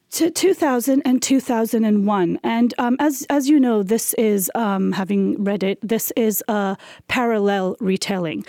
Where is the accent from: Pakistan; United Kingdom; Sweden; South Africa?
Pakistan